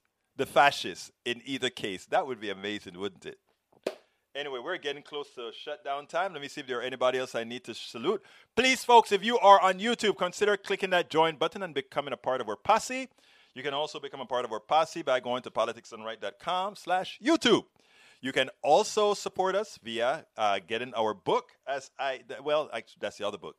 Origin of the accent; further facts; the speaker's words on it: Panama; I'm from Panama.